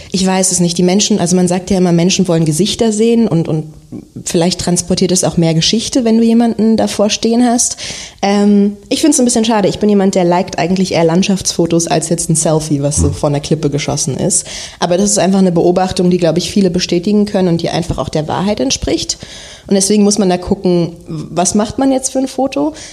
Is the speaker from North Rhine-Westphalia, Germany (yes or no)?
no; Berlin, Germany; geboren in Berlin auch und dann bis zum 16. Lebensjahr in Wilmersdorf gelebt